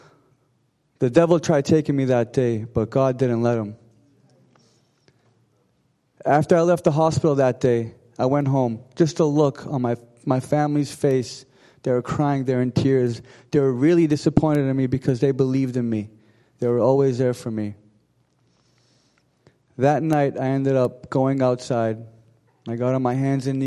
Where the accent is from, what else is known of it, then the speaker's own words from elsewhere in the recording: Arlington, Massachusetts, United States; I'm from Arlington, Mass. I grew up in an Armenian household